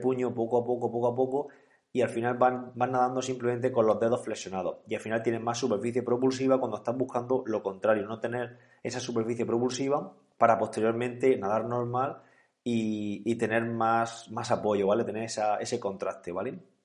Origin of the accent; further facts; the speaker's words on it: Calasparra, Region of Murcia, Spain; precisamente Galasparra es mi pueblo, yo soy de allí